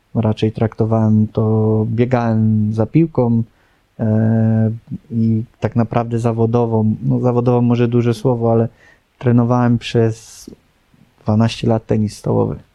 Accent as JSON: {"language": "Polish", "town": "Lubin", "region": "Lower Silesian Voivodeship", "country": "Poland", "tie": "born or raised there", "said": "wychowałem się w Lubinie"}